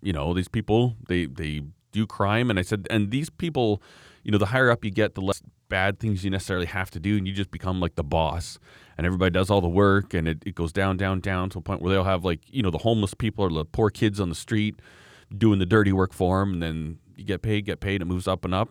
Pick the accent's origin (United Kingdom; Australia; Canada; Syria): Canada; I'm a Canadian